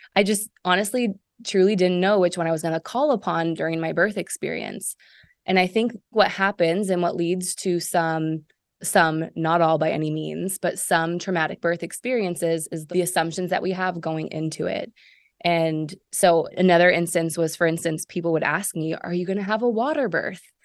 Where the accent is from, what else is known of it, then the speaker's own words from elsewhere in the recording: Seattle, Washington, United States; moved away as an adult; also born or lived in Chicago / Israel; Originally from Seattle. Uh, moved away from Seattle when I was eighteen